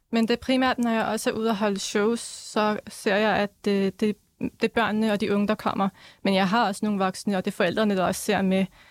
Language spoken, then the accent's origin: Danish; Denmark; jeg blev så født her